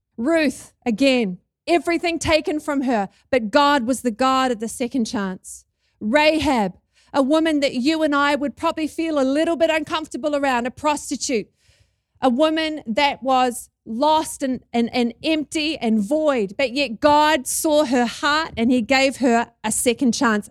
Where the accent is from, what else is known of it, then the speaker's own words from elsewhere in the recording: New Zealand; accent: Kiwi; Can you hear my Kiwi accent?